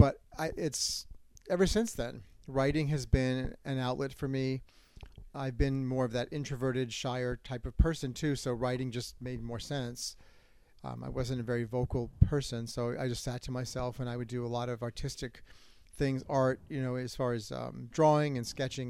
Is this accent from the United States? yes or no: yes; Long Island, New York, United States; moved away as an adult; also born or lived in Boston, Massachusetts; now in Florida, United States; I was born in Boston. Both of my parents are from Massachusetts. Parents got divorced and eventually ended up in Long Island, where I went to I pretty much was there until I went to college.